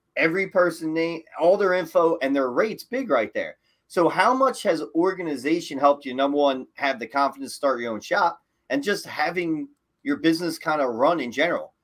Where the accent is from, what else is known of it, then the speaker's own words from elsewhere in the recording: Philadelphia, Pennsylvania, United States; you're from Philly